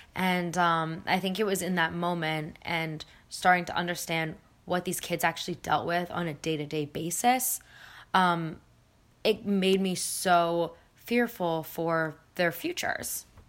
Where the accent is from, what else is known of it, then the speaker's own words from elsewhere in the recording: Philadelphia, Pennsylvania, United States; also born or lived in New Zealand / India; I was born in New Zealand. Um, I grew up in Philadelphia, and my parents are originally from India. So, but I've been here since I was about uh, four.